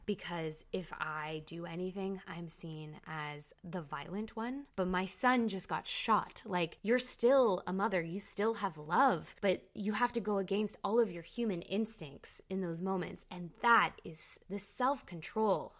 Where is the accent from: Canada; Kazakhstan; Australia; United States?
Canada; I'm Canadian